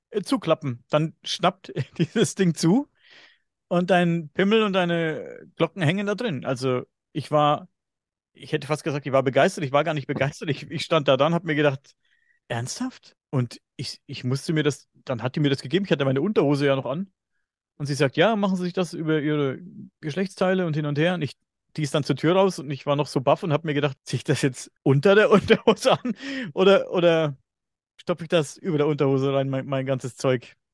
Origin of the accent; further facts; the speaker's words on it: Bavaria, Germany; accent: Upper Franconian; Ich klinge immer noch wie ein Bauer, aber ich bin ja Oberfranke und wir sind ja ein bisschen sprachbehindert, sagen, behaupten böse Zungen, sag ich mal. Ich habe ja eigentlich einen ganz krassen oberfränkischen, oberfränkischen Dialekt, den ich nicht ganz verstecken kann